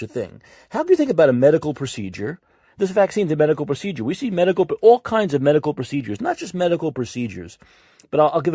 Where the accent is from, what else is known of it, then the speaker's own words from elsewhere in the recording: New York, United States; I'm a New Yorker